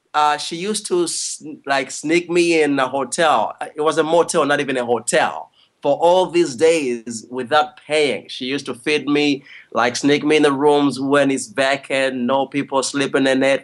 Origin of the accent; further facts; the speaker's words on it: Kampala, Uganda; moved away as an adult; now in Los Angeles, United States; I'm from Uganda, East Africa